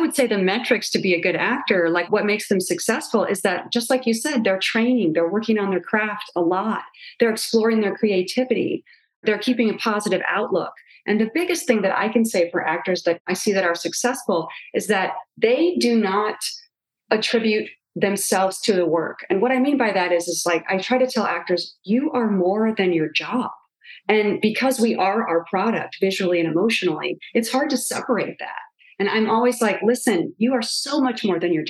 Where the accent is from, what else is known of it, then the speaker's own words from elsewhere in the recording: Illinois, United States; moved away as an adult; now in Los Angeles, United States; I was from Illinois